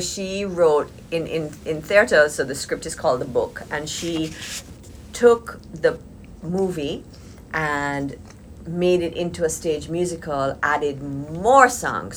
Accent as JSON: {"language": "English", "country": "Jamaica", "tie": "born or raised there", "said": "I was born and raised in Jamaica"}